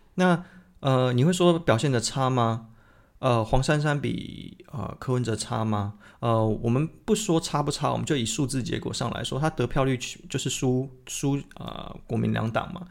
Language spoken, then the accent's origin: Chinese; Tainan, Taiwan; moved away; 其实我是台南人